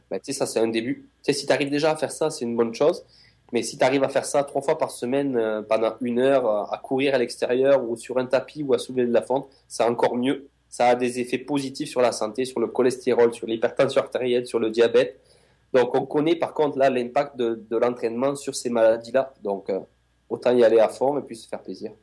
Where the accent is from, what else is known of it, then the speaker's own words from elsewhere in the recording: France; now in Montreal, Canada; je suis français